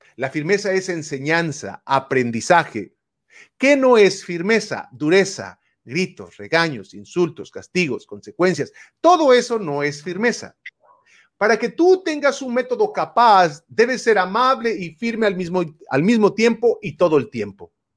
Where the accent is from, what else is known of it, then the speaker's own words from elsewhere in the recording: Puebla, Mexico; now in California, United States; yo soy de México, vivo aquí, radico en California, Estados Unidos, pero nací en Puebla, en un rancho